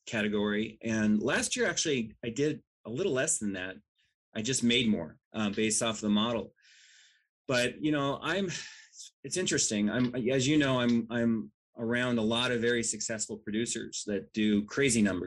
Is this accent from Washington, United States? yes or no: yes; Washington, United States; I grew up in Washington